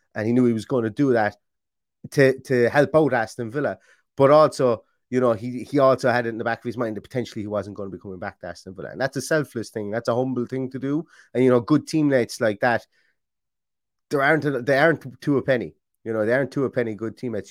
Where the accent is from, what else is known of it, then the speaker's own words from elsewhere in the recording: Ireland; I'm Irish.